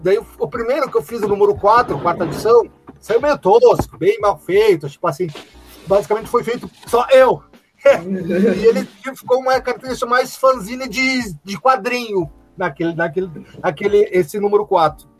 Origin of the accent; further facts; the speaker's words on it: Caxias do Sul, Rio Grande do Sul, Brazil; sou de Tatuado de Caxias